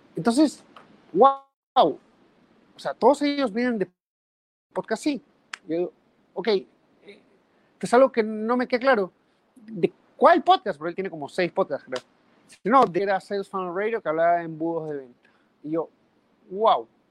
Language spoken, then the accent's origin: Spanish; Peru; en mi país, en Perú